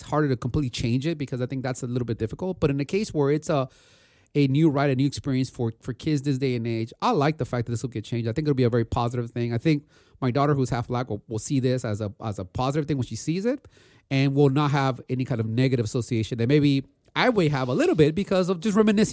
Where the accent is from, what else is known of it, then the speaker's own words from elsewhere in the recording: California, United States; born and raised in California